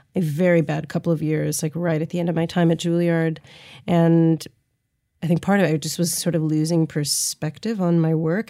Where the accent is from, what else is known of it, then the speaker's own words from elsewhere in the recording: St. Louis, Missouri, United States; growing up in Saint Louis